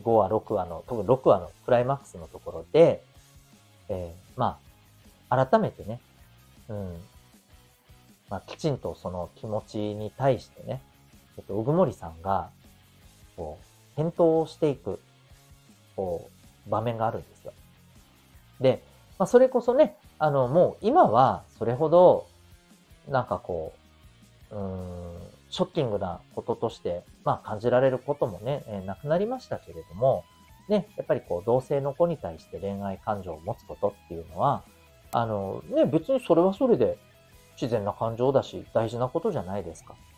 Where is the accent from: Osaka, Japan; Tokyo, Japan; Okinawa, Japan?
Okinawa, Japan; 私のね、えー、地元の沖縄県出身のですね